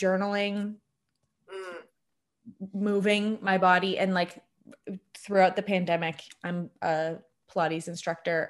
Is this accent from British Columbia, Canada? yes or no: no; Hamilton, Ontario, Canada; I had grown up where I'm from Hamilton. I grew up downtown Hamilton